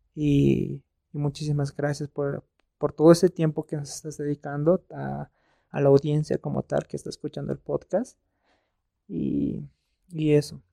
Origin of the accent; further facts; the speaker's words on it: Bolivia; nosotros como bolivianos